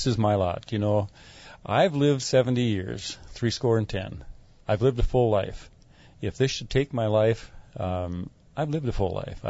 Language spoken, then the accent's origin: English; Rosemount, Minnesota, United States; I'm from Rosemount area, and I'm 71 years old.